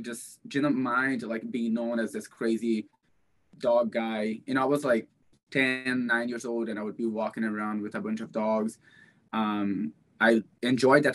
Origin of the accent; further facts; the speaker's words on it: Brazil; moved away; Growing up in Brazil